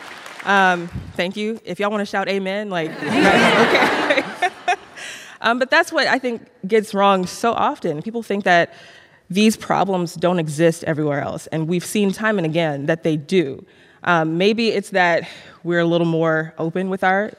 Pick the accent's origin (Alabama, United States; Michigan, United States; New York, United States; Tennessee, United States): Alabama, United States; Birmingham; moved away as an adult; also born or lived in Miami; Growing up in the South, a lot of us who grew up here